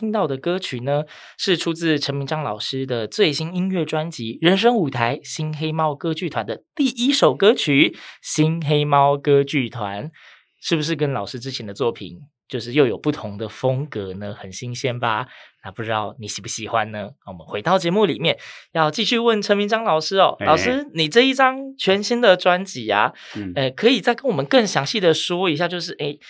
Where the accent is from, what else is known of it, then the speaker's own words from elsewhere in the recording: Yilan County, Taiwan; 我宜兰人我冇听过。